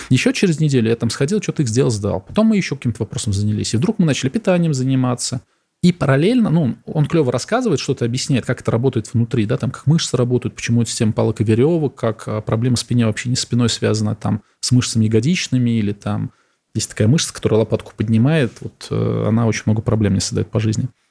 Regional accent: Samara, Samara Oblast, Russia; moved away; Я из Самары сам

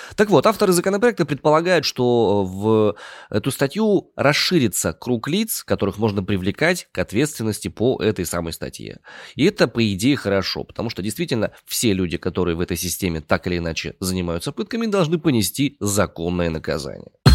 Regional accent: Omsk, Omsk Oblast, Russia; я родом из Омска

